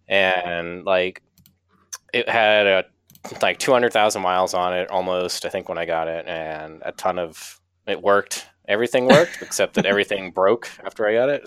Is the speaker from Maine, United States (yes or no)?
yes; Kittery, Maine, United States; I'm from Maine originally and grew up here in uh, in Kittery, which is like the southernmost town in Maine